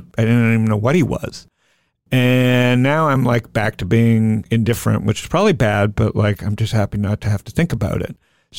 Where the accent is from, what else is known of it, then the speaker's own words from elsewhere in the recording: Toronto, Ontario, Canada; now in Phoenix, United States; I grew up, you know, I grew up in Toronto. I'm a Phoenix boy, so I'm pretty right wing. And I grew up as a Jew in Toronto